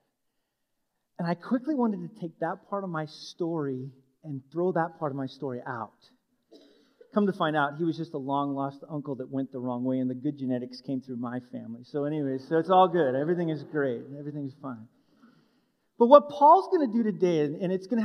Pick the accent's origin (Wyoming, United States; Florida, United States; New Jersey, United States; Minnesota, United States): Wyoming, United States; I was born and raised in Wyoming